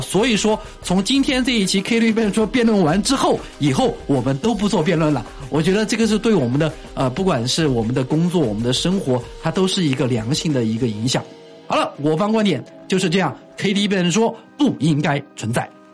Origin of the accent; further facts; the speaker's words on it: Leshan, Sichuan, China; 我的老家乐山就这么说话